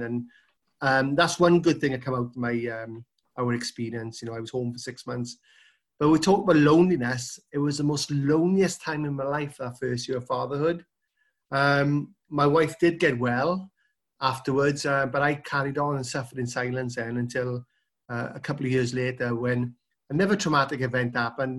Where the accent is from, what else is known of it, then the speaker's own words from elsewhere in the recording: South Wales, United Kingdom; Yeah, so I'm from South Wales, which is, um, part of the U K.